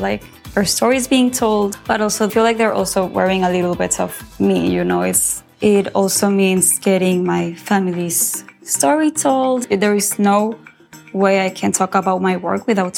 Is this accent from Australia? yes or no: no; Mexico; My mom is Mexican. My dad is American, but I grew up in Mexico